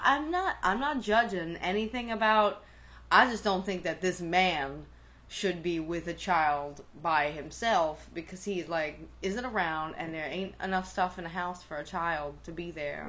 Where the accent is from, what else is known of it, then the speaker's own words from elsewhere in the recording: New York, United States; accent: New York; as a city kid, like as a New Yorker